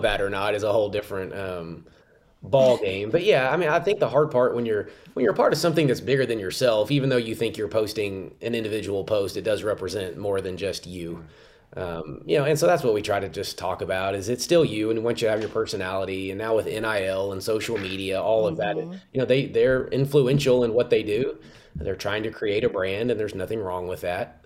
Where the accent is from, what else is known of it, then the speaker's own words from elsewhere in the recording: Richardson, Texas, United States; now in Morgantown, United States; I'm in Dallas, Texas, Richardson, Texas, suburb of Dallas.